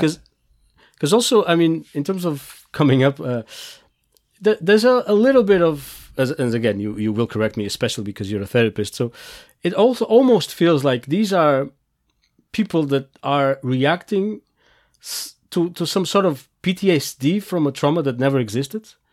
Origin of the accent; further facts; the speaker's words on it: Portugal; I come from Portugal